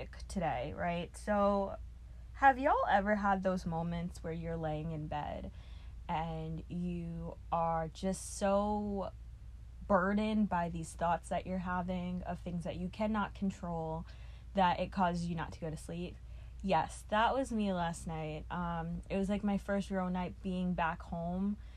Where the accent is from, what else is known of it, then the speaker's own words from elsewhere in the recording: New York City, New York, United States; moved away; growing up in Brooklyn, it was mostly apartments pretty much all of my life